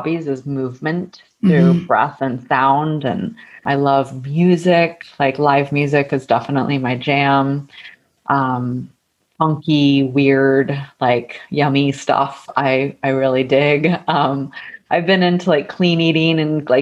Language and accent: English; Texas, United States; moved away as an adult; also born or lived in San Francisco, California / Topanga Canyon, California; I grew up in Texas